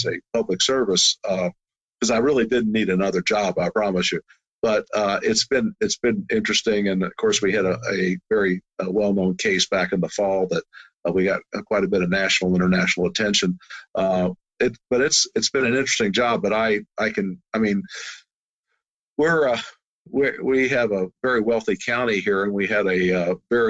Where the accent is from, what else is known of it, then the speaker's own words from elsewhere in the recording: Louisville, Kentucky, United States; I grew up in Louisville, Kentucky